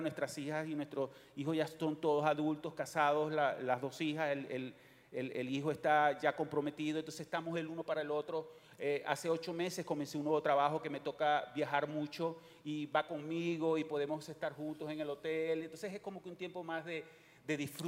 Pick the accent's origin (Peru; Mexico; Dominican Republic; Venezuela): Venezuela; moved away as an adult; also born or lived in Miami, United States; now in Houston, United States; venimos de Venezuela, nacimos en Venezuela y llegamos a este país hace 18 años